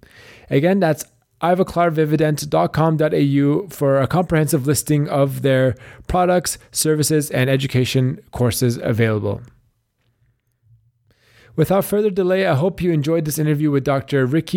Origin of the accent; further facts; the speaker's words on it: Canada; And we had a bit of overlap with, you know, both being Canadian and just kind of seeing you guys around the dental school.